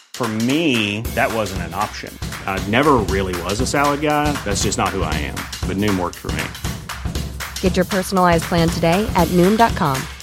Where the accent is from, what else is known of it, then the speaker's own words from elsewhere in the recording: Los Angeles, California, United States; I'm from Los Angeles, California, and I grew up going to Disneyland every year.